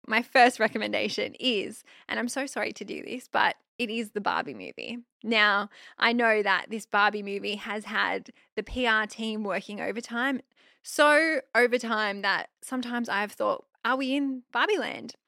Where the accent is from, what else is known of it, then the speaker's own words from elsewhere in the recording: Australia; I'm Aussie.